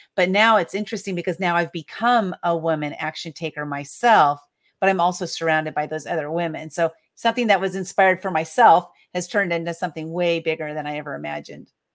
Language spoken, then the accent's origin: English; San Diego, California, United States; I was born and raised in San Diego, California